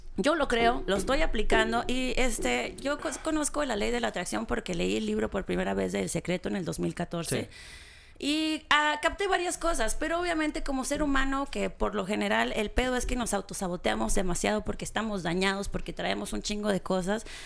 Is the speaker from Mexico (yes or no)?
yes; Gómez Farías, Chihuahua, Mexico; also born or lived in Cuauhtémoc, Chihuahua / Mexico City; nací en Cuauhtémoc y viví 14, los primeros 14 años de mi vida en un pueblito que se llama Gómez Farías